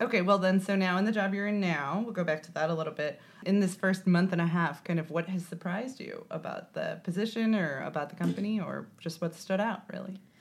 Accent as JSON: {"language": "English", "region": "Indiana", "country": "United States", "said": "I'm from Indiana"}